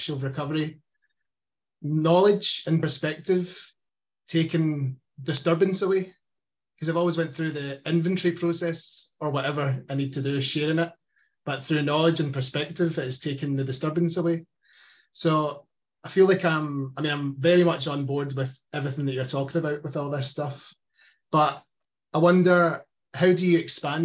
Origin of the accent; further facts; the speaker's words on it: Glasgow, Scotland, United Kingdom; accent: Glaswegian; I've got a Glaswegian accent in Scotland